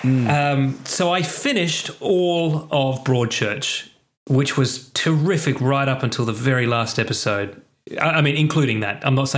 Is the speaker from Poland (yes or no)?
no; Australia